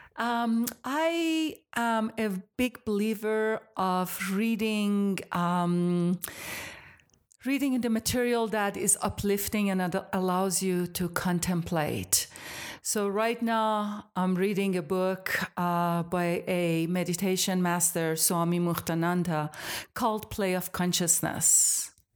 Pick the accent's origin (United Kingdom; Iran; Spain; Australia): Iran; moved away as an adult; now in United States; I am from Iran originally, so I grew up in Iran till I was about eighteen